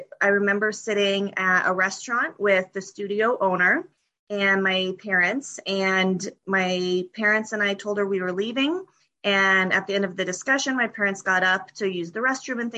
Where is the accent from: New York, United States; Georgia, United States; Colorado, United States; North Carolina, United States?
Colorado, United States; moved away as an adult; I grew up in Colorado, and that's where I currently live